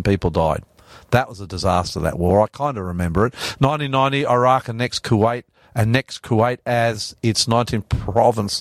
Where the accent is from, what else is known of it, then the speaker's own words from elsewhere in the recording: Australia; as an Aussie